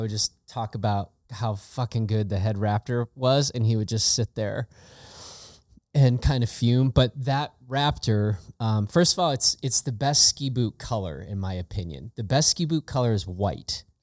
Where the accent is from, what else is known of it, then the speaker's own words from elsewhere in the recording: Chicago, Illinois, United States; I grew up in Chicago, in the Chicago area